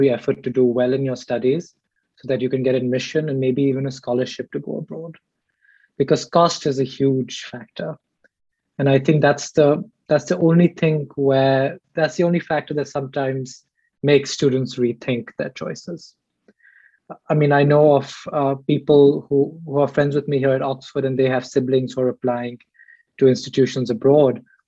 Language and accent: English; Delhi, India; moved away as an adult; now in United States; I'm from Delhi